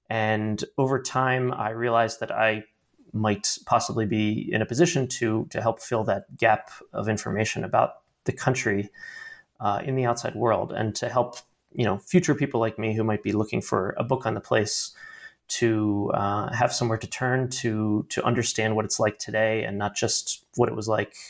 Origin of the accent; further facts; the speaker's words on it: Baltimore, Maryland, United States; I am originally from Baltimore, Maryland, and I grew up with a bit of a sort of intellectual curiosity about the outside world